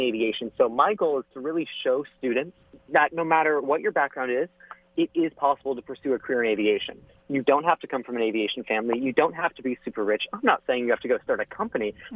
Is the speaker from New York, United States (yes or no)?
no; Orlando, Florida, United States; I'm from Orlando, Florida. So, growing up in Florida, I had the space shuttle in my backyard when I was a kid